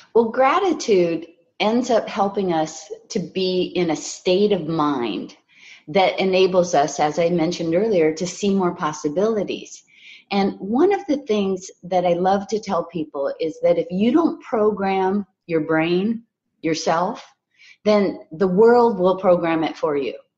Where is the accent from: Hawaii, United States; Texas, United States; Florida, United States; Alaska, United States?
Hawaii, United States; I was raised in Hawaii